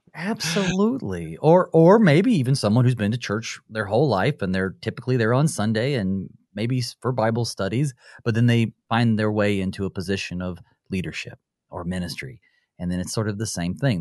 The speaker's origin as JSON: {"language": "English", "region": "Western North Carolina", "country": "United States", "said": "I'm from, uh, Western North Carolina"}